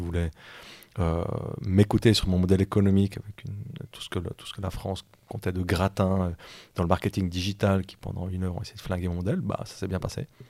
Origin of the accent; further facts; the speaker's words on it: La Chaux-de-Fonds, Neuchâtel, Switzerland; je viens de Chaux-de-Fonds, on a quand même des, des hein, dans nos montagnes